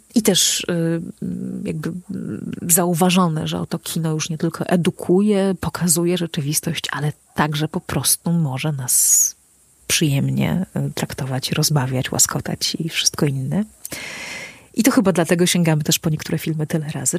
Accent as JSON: {"language": "Polish", "region": "Podlaskie Voivodeship", "country": "Poland", "said": "u nas na Podlasiu najczęściej się śpiewa"}